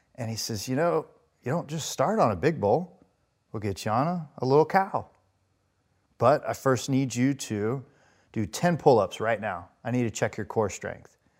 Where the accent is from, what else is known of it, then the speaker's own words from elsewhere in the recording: Las Vegas, Nevada, United States; I grew up in Las Vegas, Nevada